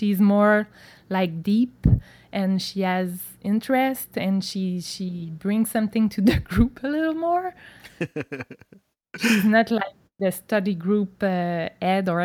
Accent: Quebec, Canada; I'm from Quebec, so I'm from Canada

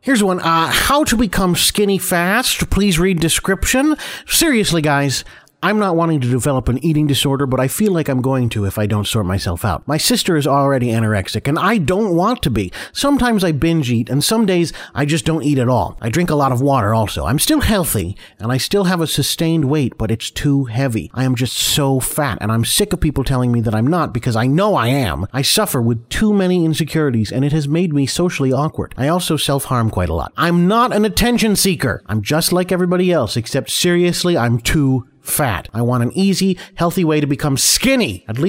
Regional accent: United States; So, I don't know how much a kilogram is, because I'm American.

